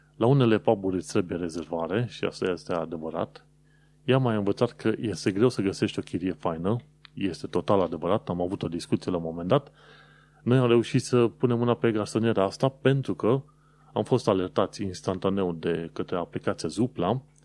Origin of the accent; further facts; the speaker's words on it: Romania; now in London, United Kingdom; sunt din România